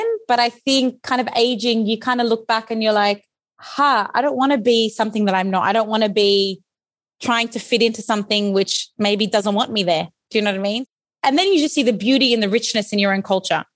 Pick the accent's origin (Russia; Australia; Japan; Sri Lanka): Australia; was born in Australia